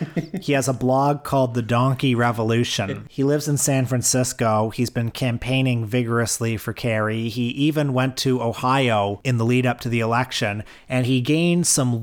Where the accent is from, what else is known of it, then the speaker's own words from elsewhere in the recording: Canada; as a Canadian, because you think, wow, here in Canada, we have a whole history.